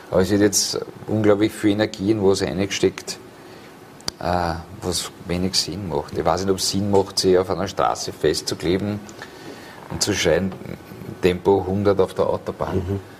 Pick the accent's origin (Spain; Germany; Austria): Austria; Vienna; in dem Biotop, wo ich aufgewachsen bin, in Wien Favoriten.